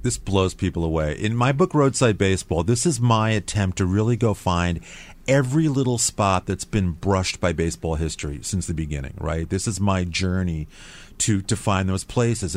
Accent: New York, United States; moved away; I grew up in New York

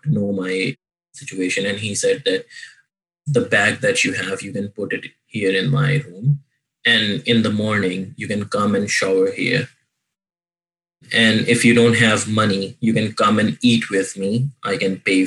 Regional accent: Pakistan; moved away; my home, like home country in Pakistan

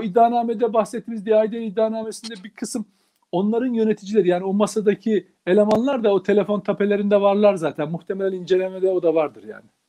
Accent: Turkey; Ben bir Türk olarak

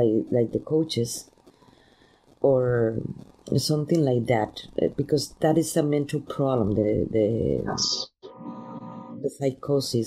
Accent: Mexico; now in United States; I grew up in Mexico

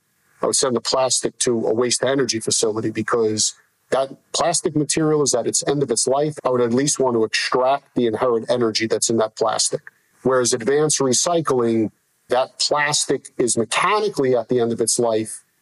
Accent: New York City, New York, United States; I grew up in New York City

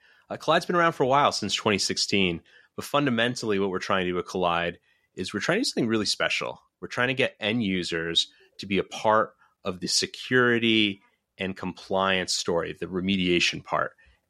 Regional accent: New York, United States; now in Boston area, United States; I grew up in New York, so I'm a little bit of a transplant here

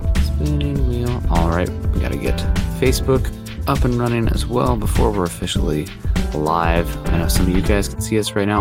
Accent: Midwest, United States; I'm from the Midwest

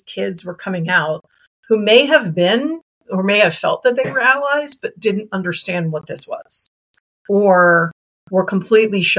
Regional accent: Montgomery County, Maryland, United States; also born or lived in Wilmington, Delaware; I moved back to Montgomery County, Maryland, which was my hometown

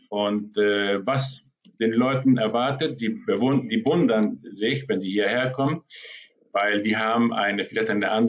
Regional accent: Argentina; moved away as an adult; also born or lived in Germany; Ich bin in Argentinien geboren, bin 30 Tage aufgewachsen und nach der Schule bin ich nach Europa gegangen und äh, lebte dort 25 Jahre in Deutschland.

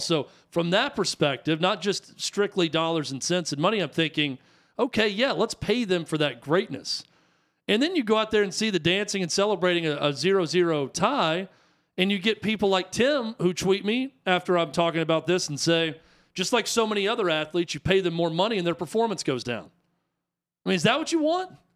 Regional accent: United States; I'm American

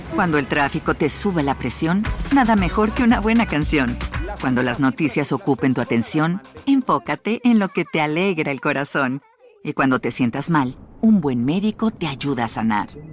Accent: Mexico; mi país, en México

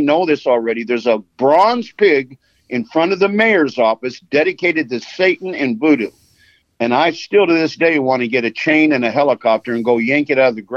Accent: Los Angeles, California, United States; I was born in Los Angeles. I grew up without a father, but my mother would take me to Skid Row.

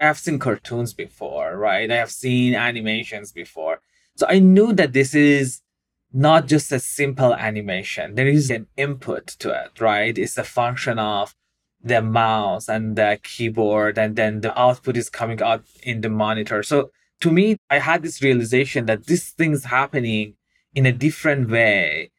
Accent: Iran; moved away; I grew up in Iran

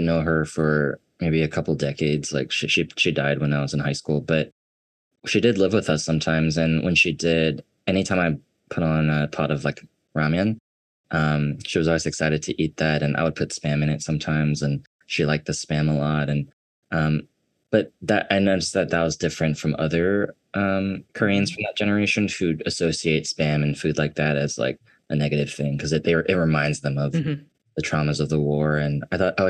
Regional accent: Georgia, United States; kids growing up in Georgia

